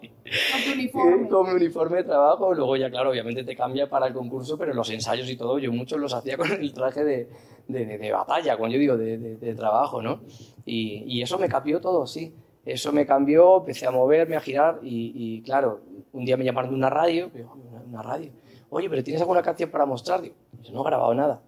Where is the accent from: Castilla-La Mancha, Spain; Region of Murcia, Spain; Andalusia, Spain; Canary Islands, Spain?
Andalusia, Spain; Seville; also born or lived in Madrid; Prontito me fui a Sevilla porque mi mamá es sevillana